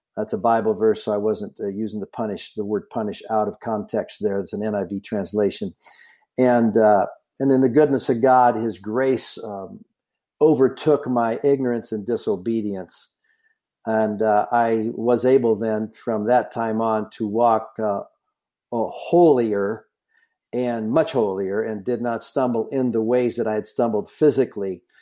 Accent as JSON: {"language": "English", "town": "Lodi", "region": "California", "country": "United States", "tie": "born or raised there", "also_born_or_lived": "North Dakota", "said": "I grew up and lived all my youth in, uh, Northern California, a city called Lodi"}